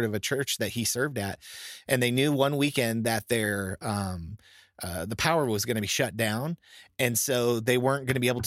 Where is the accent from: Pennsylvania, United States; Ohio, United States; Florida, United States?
Florida, United States; I'm from Florida